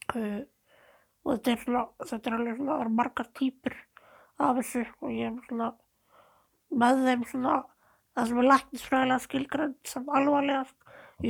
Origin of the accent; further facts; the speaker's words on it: Seltjarnarnes and Garðabær, Capital Region, Iceland; also born or lived in New Zealand; ég ólst upp bæðið á Seltjarnir og Garðabæ. Já. Og reyndar aðeins á Nýjasjálandi líka